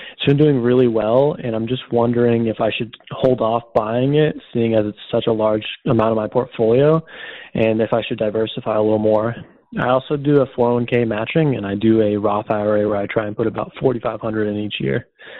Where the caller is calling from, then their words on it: Massachusetts, United States; Hi, Stephen, Justin. … I'm calling from Massachusetts.